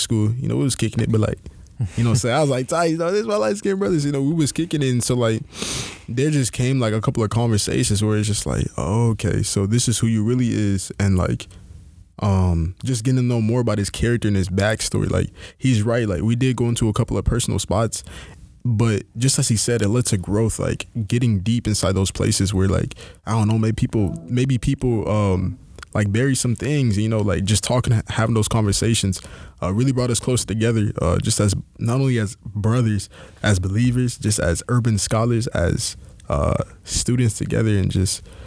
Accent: Houston, Texas, United States; also born or lived in Nigeria (ancestry); now in Milwaukee, United States; I'm from Houston, Texas, down south, H-Town till we drown

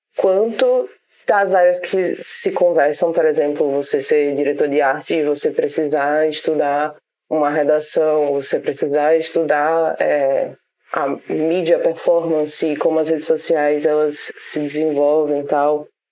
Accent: Brazil; enquanto brasileiro

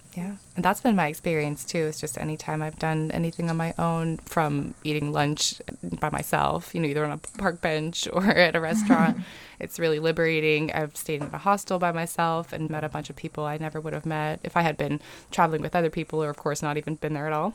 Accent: California, United States; moved away as an adult; now in Mississippi, United States; I grew up in California and had never pictured myself living in Mississippi, but I met a guy from Mississippi and now I live here and I'm settled here

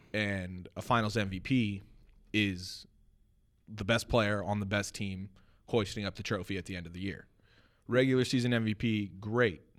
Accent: United States; I am an American

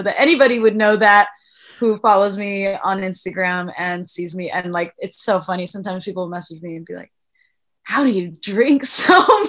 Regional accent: Ireland; I'm Irish, so it's in my blood

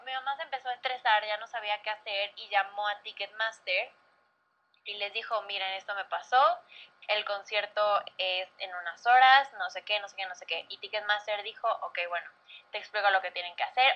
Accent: Mexico; also born or lived in Tampa, United States; no era mi país

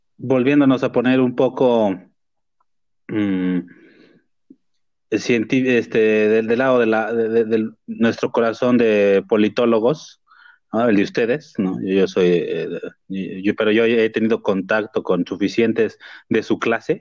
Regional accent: Mexico; como mexicano

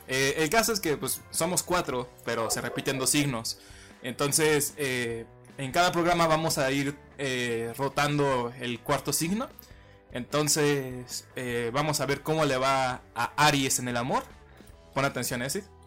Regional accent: Mexico; yo soy mexicano

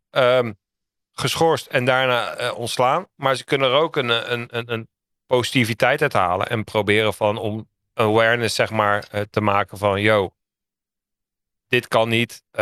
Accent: The Hague, South Holland, Netherlands; Ja, ik kom uit Den Haag, dus ik mag het zeggen, weet je wel.

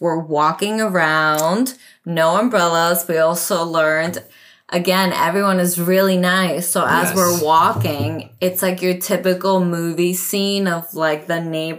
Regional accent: Southeast, United States; we're from the Southeast

